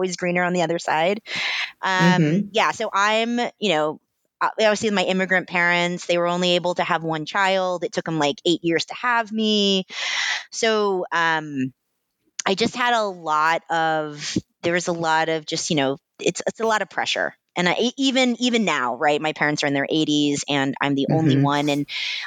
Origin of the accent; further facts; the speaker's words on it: United States; accent: American; also born or lived in Atlanta, Georgia; being the American cousin. And I would go to Singapore and they would make fun of my American accent